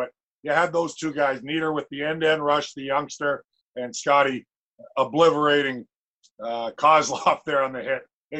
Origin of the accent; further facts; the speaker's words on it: Edmonton, Alberta, Canada; moved away; I was from Edmonton.